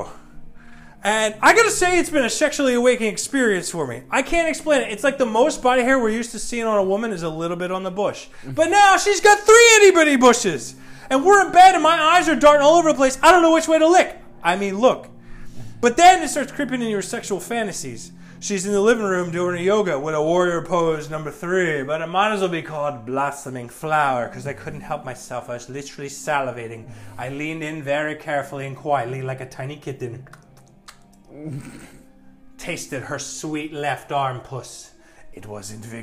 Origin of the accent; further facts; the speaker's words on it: New Jersey, United States; I grew up in South Jersey